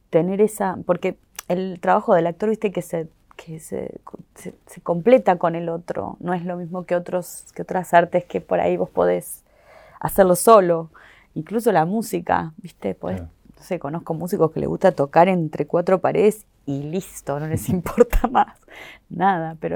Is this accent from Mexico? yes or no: no; Argentina; será porque soy argentina, entonces la gente en Argentina puede ser que, qué sé yo